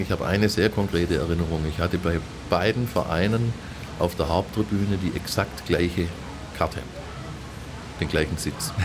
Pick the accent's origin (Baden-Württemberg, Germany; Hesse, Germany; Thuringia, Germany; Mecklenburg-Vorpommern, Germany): Baden-Württemberg, Germany; Stuttgart; also born or lived in Andalusia; Ich bin hier geboren, ich lebe hier, habe die meiste Zeit meines Lebens in Stuttgart verbracht. Ähm, und ich bin Stuttgarter